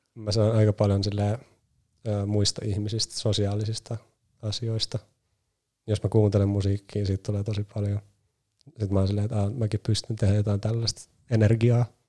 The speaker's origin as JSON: {"language": "Finnish", "town": "Nummela", "region": "Uusimaa", "country": "Finland", "tie": "born or raised there", "said": "mä oon Nummelasta kotoisin"}